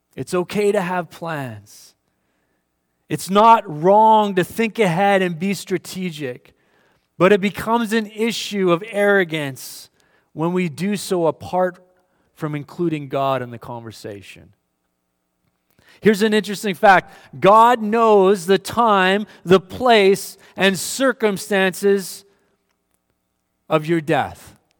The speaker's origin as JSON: {"language": "English", "town": "Winnipeg", "region": "Manitoba", "country": "Canada", "tie": "born or raised there", "moved": "yes", "said": "Winnipeg, I grew up in Winnipeg, Manitoba"}